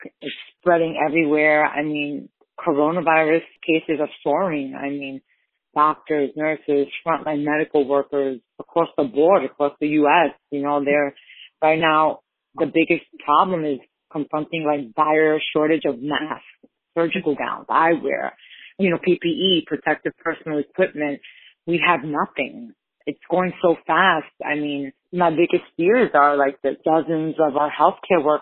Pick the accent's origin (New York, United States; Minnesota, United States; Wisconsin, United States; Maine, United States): New York, United States; New York City; I grew up in the Lower East Side, which is my community